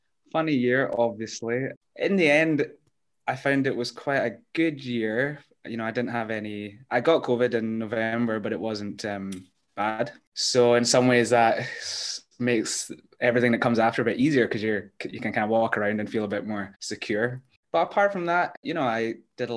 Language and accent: English; Glasgow, Scotland, United Kingdom; also born or lived in Edinburgh; now in Bucharest, Romania; I was born in Edinburgh. I lived there for 2 weeks and then we moved to Glasgow.